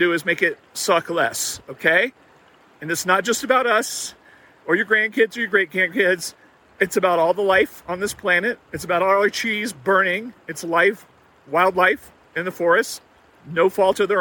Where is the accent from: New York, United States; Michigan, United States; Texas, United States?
Texas, United States; I grew up in Texas